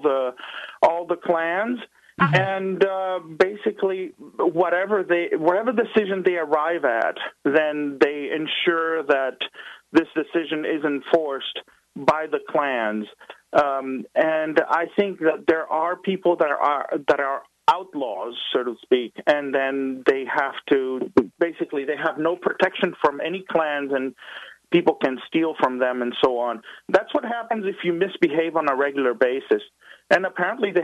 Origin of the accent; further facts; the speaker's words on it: Venezuela; moved away; I was born in Venezuela